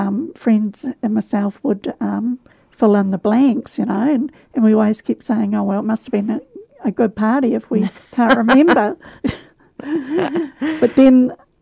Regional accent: Canterbury, South East England, United Kingdom; Yes, I have.

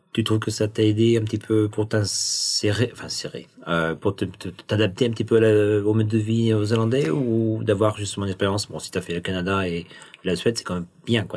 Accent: the West, western France, France; now in Wellington, New Zealand; on disait varab chez moi dans l'Ouest

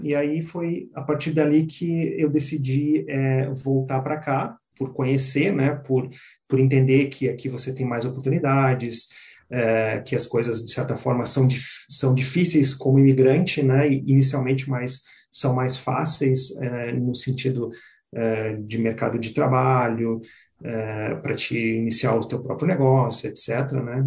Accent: Porto Alegre, Rio Grande do Sul, Brazil; moved away as an adult; now in New Zealand; sou de Porto Alegre, da região sul do Brasil.

